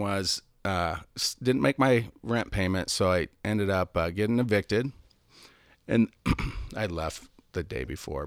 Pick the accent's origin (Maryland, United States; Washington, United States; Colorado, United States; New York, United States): Washington, United States; Seattle; moved away; also born or lived in San Diego; I'm from Seattle, so moved to San Diego